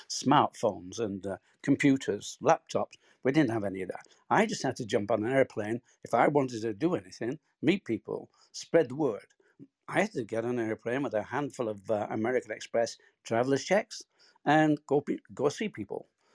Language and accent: English; Bolton, North West England, United Kingdom; born or raised there